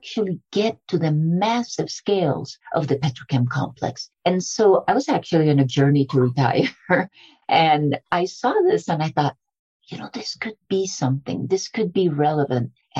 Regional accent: Colombia; I was born in Colombia

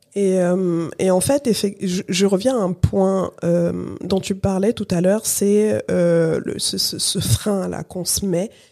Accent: France; also born or lived in Cameroon; je suis née au Cameroun, euh, Katia est née au Congo, RDC, et euh, et on a grandi ici en France

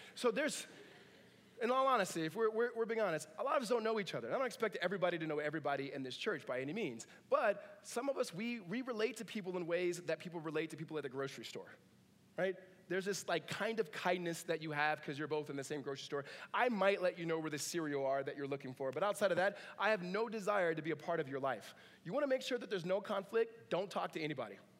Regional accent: Southern California, United States; now in Northern California, United States; Grew up in Southern California

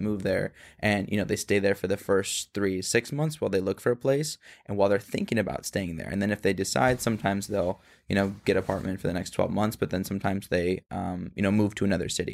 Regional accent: Phoenix, Arizona, United States; the same part of Phoenix that I'm from

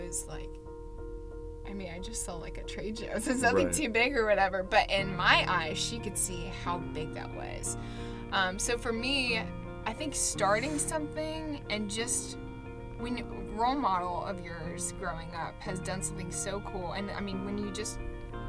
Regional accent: Keller, Texas, United States; moved away as an adult; now in Waco, United States; I'm from Fort Worth, Texas, specifically the Keller area

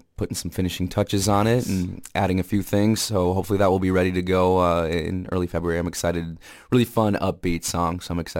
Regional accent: Winona, Minnesota, United States; moved away; growing up in Minnesota. Mm-hmm. And I've been fortunate enough to live different places in the United States and travel a lot of places and see a lot of great things, but always being pulled back to Minnesota.

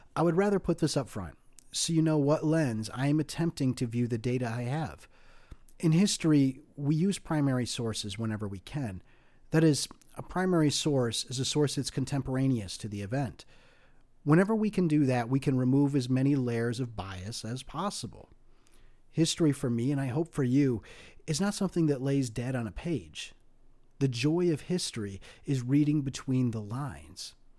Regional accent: United States; as an American of Greek descent

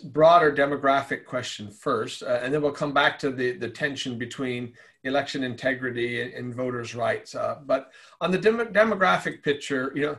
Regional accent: Arizona, United States; my home state of Arizona.

